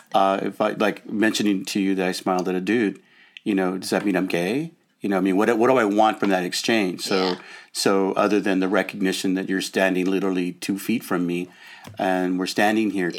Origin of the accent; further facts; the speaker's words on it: Los Angeles, California, United States; I grew up in Lincoln Heights. Well, we lived in a number of different places in Los Angeles